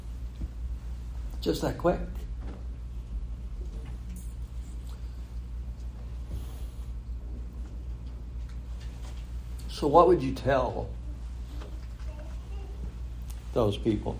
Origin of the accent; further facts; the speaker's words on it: California, United States; I grew up in California